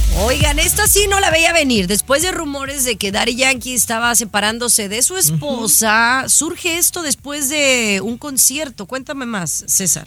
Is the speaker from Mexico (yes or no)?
yes; Zapopan, Jalisco, Mexico; yo soy de Zapopan